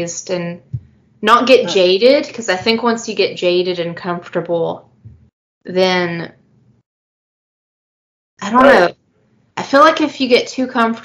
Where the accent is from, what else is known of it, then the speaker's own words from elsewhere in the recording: Georgia, United States; moved away; I'm originally from Georgia